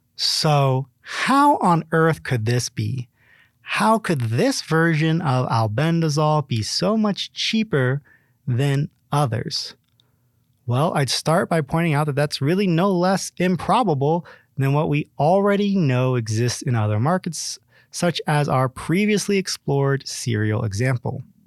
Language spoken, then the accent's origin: English; Ohio, United States; my home state of Ohio